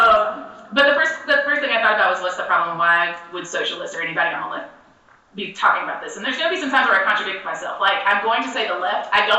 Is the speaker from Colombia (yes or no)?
no; the South, United States; being born and raised as a Southerner